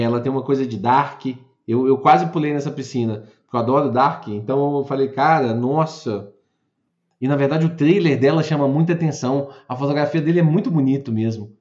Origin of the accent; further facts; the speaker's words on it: Brazil; nós somos brasileiros com muito orgulho e com muito amor